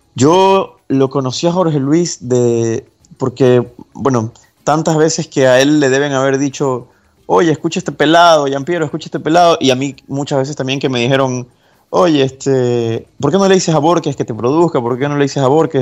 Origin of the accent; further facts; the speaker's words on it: Guayaquil, Guayas, Ecuador; Yo nací en Guayaquil, Ecuador